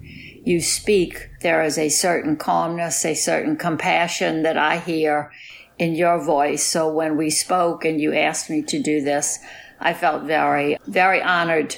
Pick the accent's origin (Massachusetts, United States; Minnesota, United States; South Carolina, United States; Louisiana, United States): Louisiana, United States; New Orleans; being from New Orleans, I'm not originally from New Orleans, living with a Yankee dad and a very Southern mom